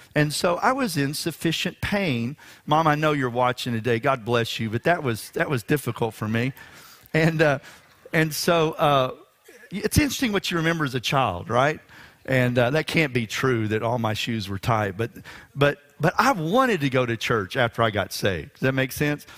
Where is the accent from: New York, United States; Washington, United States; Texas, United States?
Texas, United States; Houston; We were attending a revival service at Memorial Drive Baptist Church here in Houston, Texas